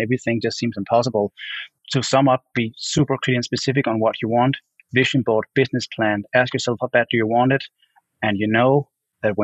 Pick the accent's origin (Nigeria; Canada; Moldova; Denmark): Denmark; moved away as an adult; now in Los Angeles, United States; I only had like 1 year back in my home country, Denmark, doing my art